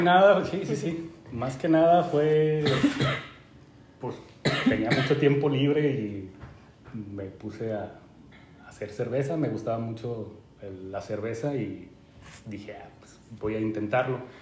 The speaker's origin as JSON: {"language": "Spanish", "town": "Guadalajara", "region": "Jalisco", "country": "Mexico", "tie": "born or raised there", "moved": "as an adult", "lives_now": "Canada", "said": "soy originario de México, se podrán dar cuenta. Eh, nací eh, y crecí en Guadalajara, Jalisco"}